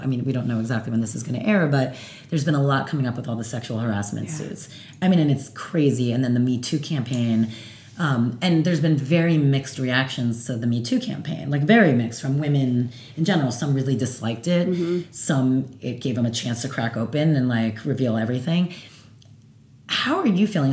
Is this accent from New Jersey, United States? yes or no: yes; New Jersey, United States; I'm from Jersey